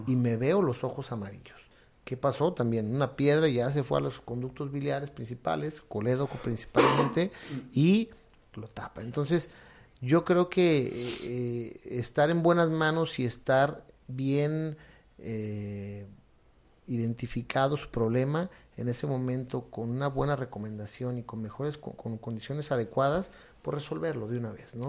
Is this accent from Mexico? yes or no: yes; Mexico; como mexicanos, también a veces queremos